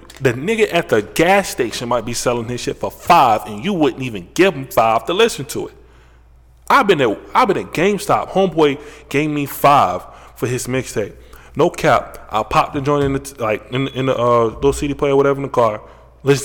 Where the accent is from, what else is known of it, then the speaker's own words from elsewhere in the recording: Ohio, United States; Wow. I'm from Ohio.